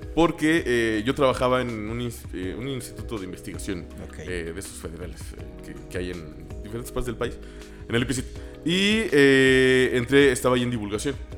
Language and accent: Spanish; San Luis Potosí, Mexico; Yo soy un pendejo de San Luis